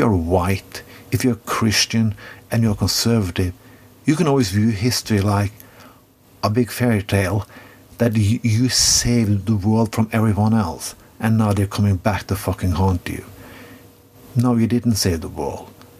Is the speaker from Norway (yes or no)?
yes; Norway; I come from Norway